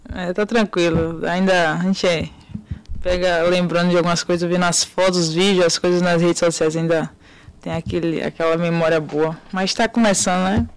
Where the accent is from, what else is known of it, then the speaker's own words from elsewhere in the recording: interior of Bahia, Brazil; de onde eu sou, né, da Bahia